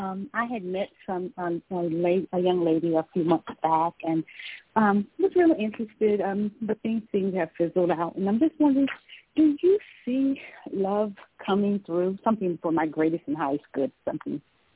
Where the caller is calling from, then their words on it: Georgia, United States; I'm calling from Georgia.